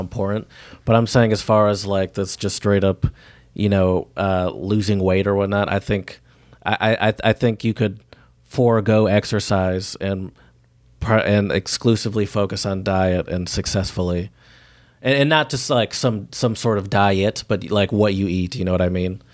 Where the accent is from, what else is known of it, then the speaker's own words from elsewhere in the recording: the South, United States; I'm from the South